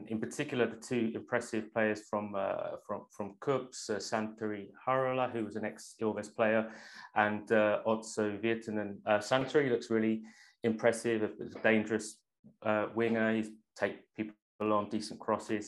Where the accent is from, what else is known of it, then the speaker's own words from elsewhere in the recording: London, United Kingdom; now in Finland; growing up in London